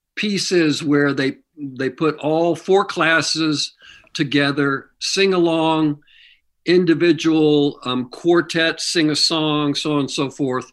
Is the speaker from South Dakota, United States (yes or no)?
no; Kansas City, Missouri, United States; moved away; I grew up in Missouri.